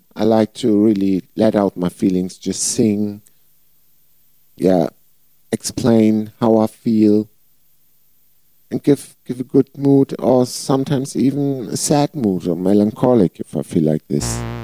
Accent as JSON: {"language": "English", "town": "Flensburg", "region": "Schleswig-Holstein", "country": "Germany", "tie": "born or raised there", "said": "I was singing two bands here in my hometown, Flensburg"}